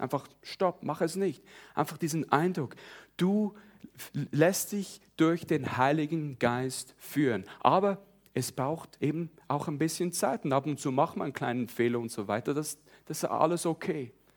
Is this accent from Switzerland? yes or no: yes; Switzerland; moved away as an adult; now in South Carolina, United States; ihr hört es ja sicher schon ein bisschen, also ich bin Schweizer, in der Schweiz aufgewachsen, aber ich wohne seit 20 Jahren in den Staaten